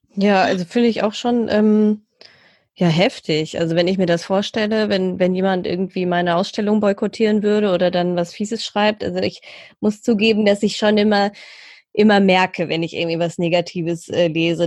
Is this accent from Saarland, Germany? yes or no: no; Essen, North Rhine-Westphalia, Germany; hier in Essen, meiner Heimatstadt